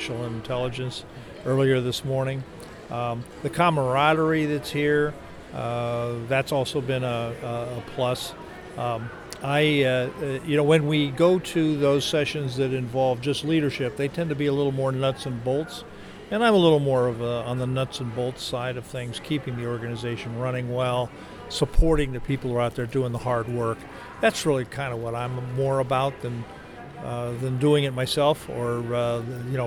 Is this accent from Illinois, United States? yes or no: no; Harrisburg, Pennsylvania, United States; of Harrisburg